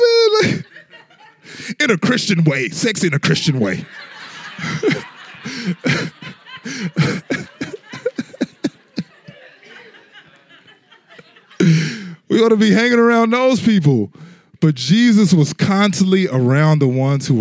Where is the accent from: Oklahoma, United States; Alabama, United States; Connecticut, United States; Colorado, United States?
Oklahoma, United States; Tulsa; I consider sort of to be my hometown. I grew up there partially as Tulsa, Oklahoma